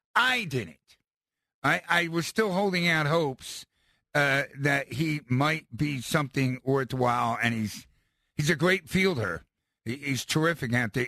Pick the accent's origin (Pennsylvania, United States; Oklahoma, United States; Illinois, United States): Pennsylvania, United States; Philadelphia; As a Philadelphian